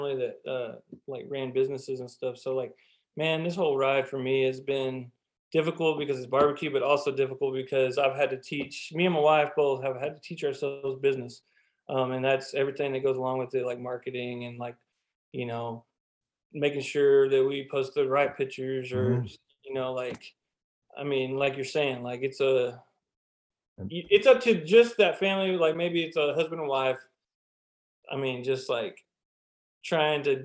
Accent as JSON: {"language": "English", "town": "Lubbock", "region": "Texas", "country": "United States", "tie": "born or raised there", "said": "I was born and raised in Lubbock."}